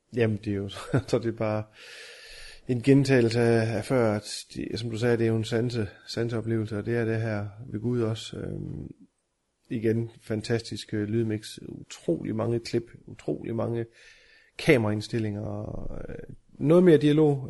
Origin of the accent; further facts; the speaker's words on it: Denmark; vi er danskere